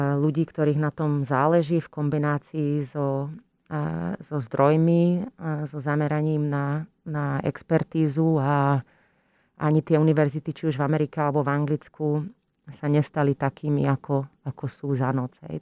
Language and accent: Slovak; Slovakia; moved away as an adult; also born or lived in Utrecht, Netherlands / London, United Kingdom / Costa Rica / United States; som teda odišla zo Slovenska